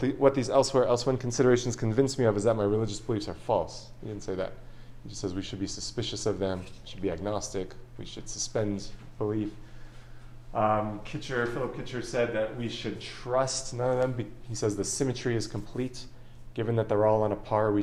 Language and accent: English; Long Beach, California, United States; I was born in Long Beach, California.